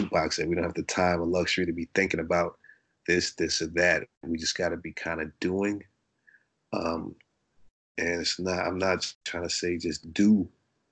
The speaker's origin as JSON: {"language": "English", "town": "Brooklyn", "region": "New York", "country": "United States", "tie": "born or raised there", "also_born_or_lived": "Ohio / Florida / Arizona / Los Angeles", "moved": "yes", "said": "I'm from Brooklyn, but I grew up in Brooklyn. My mom is from Ohio, so I've been between New York and Ohio"}